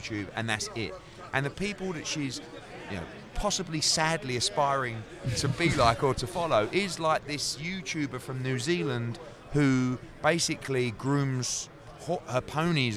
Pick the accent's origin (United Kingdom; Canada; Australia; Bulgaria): United Kingdom; as a Brit